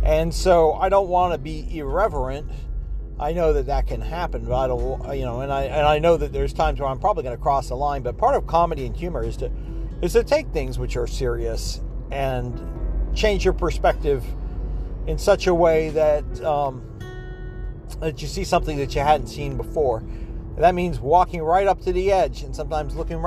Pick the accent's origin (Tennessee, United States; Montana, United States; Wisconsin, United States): Tennessee, United States; Oak Ridge; my hometown, I think, of Oak Ridge